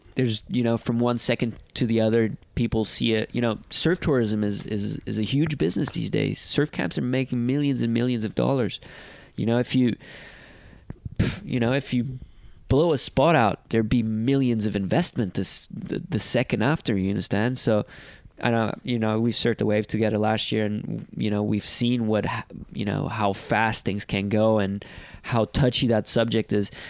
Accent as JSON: {"language": "English", "country": "Portugal", "said": "I came from Portugal a country that was not known to the ins- entire surfing world"}